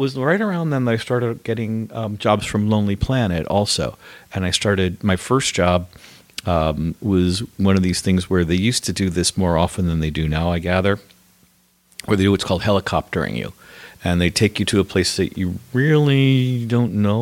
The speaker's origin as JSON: {"language": "English", "town": "New Haven", "region": "Connecticut", "country": "United States", "tie": "born or raised there", "moved": "yes", "lives_now": "Los Angeles, United States", "said": "I'm from New Haven, Connecticut, which is Pizza Town, USA."}